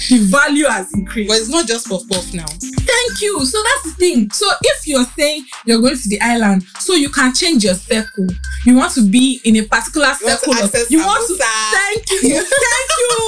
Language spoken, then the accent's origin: English; Ebute Metta, Lagos, Nigeria; that for someone like me that grew up in Ebute Metta. I grew up in Ebute Metta